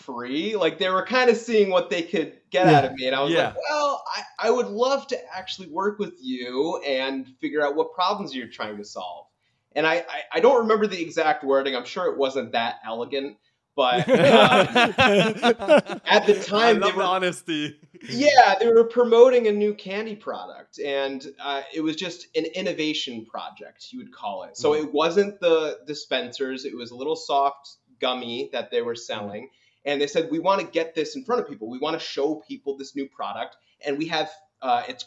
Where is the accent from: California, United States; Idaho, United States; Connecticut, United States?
Connecticut, United States; Orange; now in New York City, United States; where I grew up in Orange, Connecticut. So I'm originally from Connecticut